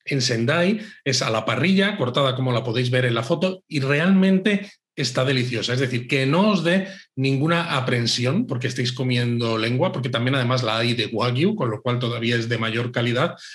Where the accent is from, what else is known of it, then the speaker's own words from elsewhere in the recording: Spain; españoles que, que visitábamos